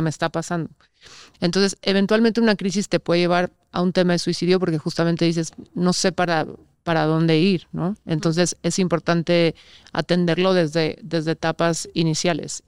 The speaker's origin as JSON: {"language": "Spanish", "country": "Mexico", "said": "como sociedad mexicana o latina se nos ha enseñado eso"}